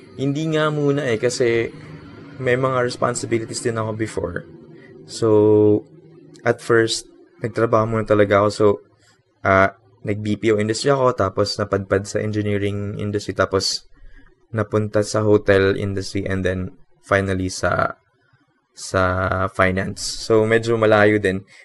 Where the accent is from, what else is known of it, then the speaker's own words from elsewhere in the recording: Philippines; Watashi wa Philippine Jin. I am Filipino.